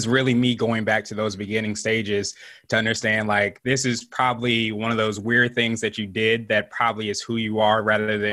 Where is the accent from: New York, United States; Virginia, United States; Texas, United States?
Virginia, United States; also born or lived in Wichita, Kansas / Las Vegas, Nevada; I actually am not your typical military kid because I've been in Virginia for most of my life since I was about 5 or 6.